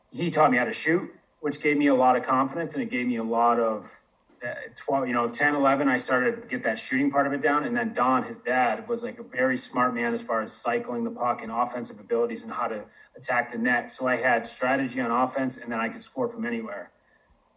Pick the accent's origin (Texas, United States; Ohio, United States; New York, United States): New York, United States; Syracuse area; moved away; Don Kernan came and took over the rink in my hometown when I was probably 10, 11 years old